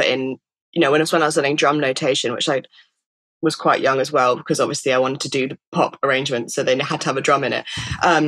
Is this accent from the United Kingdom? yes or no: yes; Stratford-upon-Avon, West Midlands, United Kingdom; I grew up in Stratford-upon-Avon